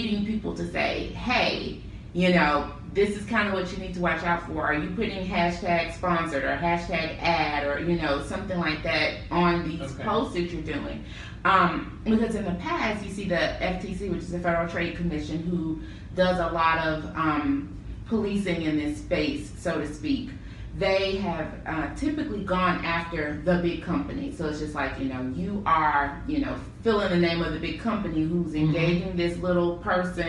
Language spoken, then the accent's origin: English; Memphis, Tennessee, United States; moved away as an adult; also born or lived in Nashville, Tennessee / Durham, North Carolina; I'm from Memphis.